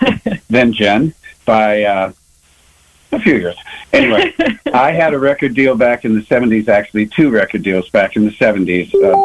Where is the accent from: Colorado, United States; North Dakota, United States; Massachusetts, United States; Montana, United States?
North Dakota, United States; Bismarck; moved away as an adult; also born or lived in Las Vegas / West Coast / Austin; I moved back to my hometown of Bismarck, North Dakota, in 2004.